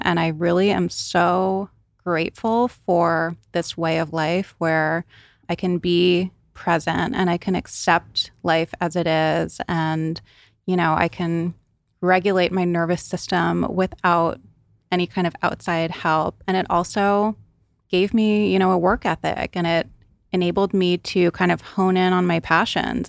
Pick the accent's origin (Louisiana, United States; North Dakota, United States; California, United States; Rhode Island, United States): Rhode Island, United States; So I grew up on the East Coast in Rhode Island.